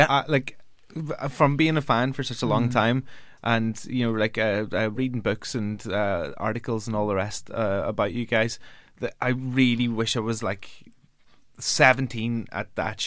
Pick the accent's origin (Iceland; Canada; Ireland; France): Ireland; I'm Irish.